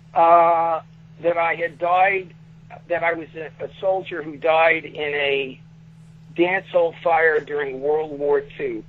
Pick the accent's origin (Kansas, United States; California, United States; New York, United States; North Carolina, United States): New York, United States; New York City; I'm from Brooklyn